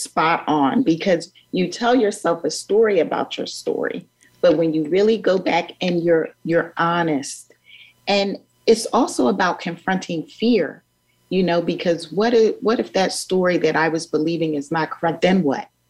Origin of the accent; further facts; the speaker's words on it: Philadelphia, Pennsylvania, United States; my growing up in North Philadelphia